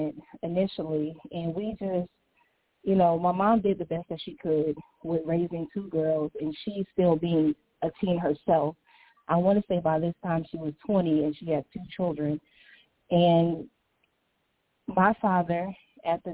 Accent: St. Petersburg, Florida, United States; now in Chicago, United States; I grew up in St. Petersburg, Florida

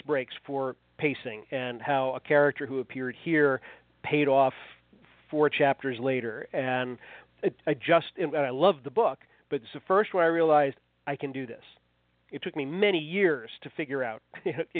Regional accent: Fairfax County, Virginia, United States; I grew up in Fairfax County, Virginia, which is outside Washington, D.C., now I still live within 6 or 8 miles of the house I grew up in.

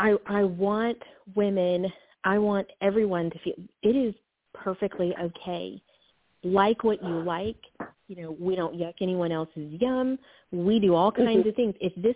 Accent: the South, United States; I was like, you know, I am from the South, and I said, do you know …?

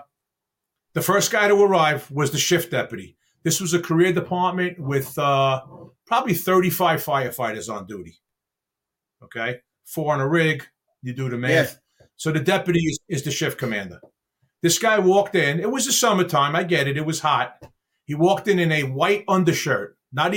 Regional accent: New York City, New York, United States; I grew up in Brooklyn, New York.

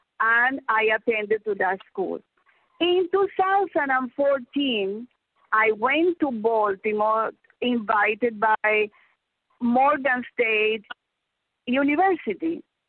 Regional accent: Havana, Cuba; I was born in Havana in 1953.

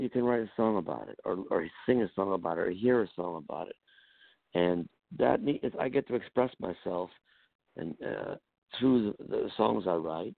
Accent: Buffalo, New York, United States; I grew up in Buffalo, New York

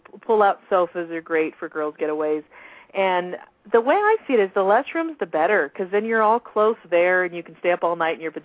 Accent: United States; I'm an American girl, you know, born and bred.

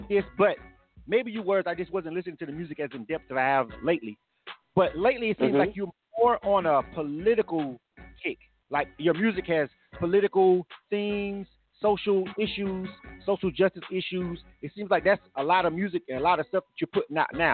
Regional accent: Panama City, Florida, United States; now in Atlanta, United States; I'm from Panama City, Florida, and I tell people that all the time, even though I've been in Atlanta over 25 years.

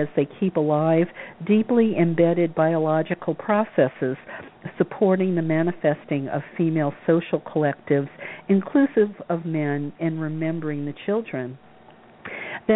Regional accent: Louisiana, United States; I was told as a young girl growing up in the South that nice girls shouldn't bother their pretty little heads with. Yep, that's what they taught us down in Louisiana

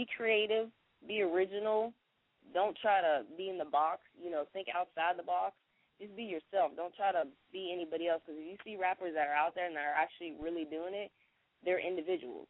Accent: Pittsburgh, Pennsylvania, United States; also born or lived in Duval County, Florida; now in Jacksonville, United States; I'm originally from Pittsburgh, PA, but I represent that Duval County all day.

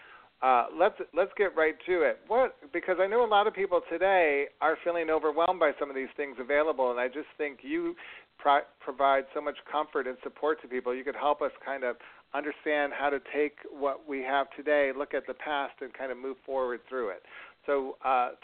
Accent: Rochester, New York, United States; my hometown of Rochester, New York

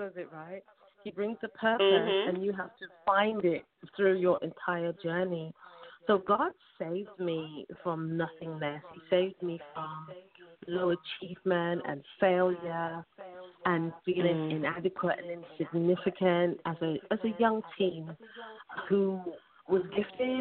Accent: United Kingdom

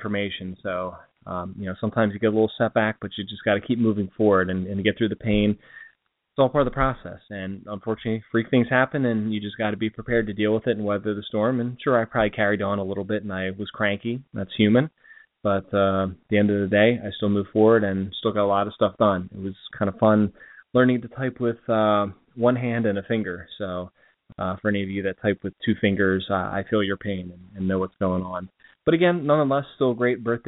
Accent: Delaware, United States; I'm from Delaware

